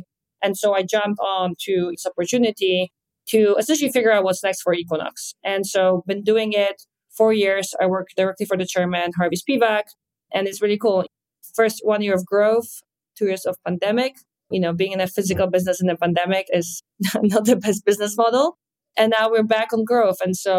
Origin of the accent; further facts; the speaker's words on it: Poland; English is a second language; now in New York, United States; And you can hear an accent, as I was born and raised in Poland, moved around ever since, and I'm now stationary in New York, in Hudson Yards, where our hotel is.